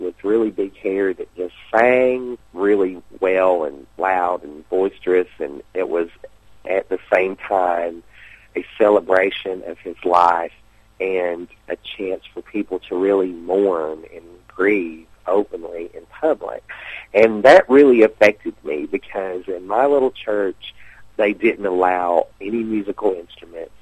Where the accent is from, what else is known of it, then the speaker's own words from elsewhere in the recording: Sulphur Springs, Tennessee, United States; also born or lived in Whitwell, Tennessee; I was born in Whitwell, Tennessee. I grew up in just a little community called Sulphur Springs, Tennessee, which is near Chattanooga.